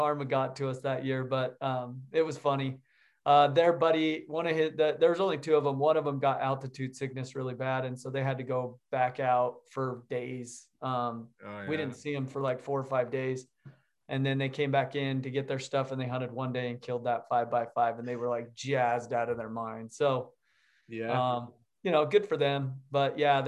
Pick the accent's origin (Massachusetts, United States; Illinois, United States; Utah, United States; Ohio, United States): Utah, United States; Yeah, I grew up in Utah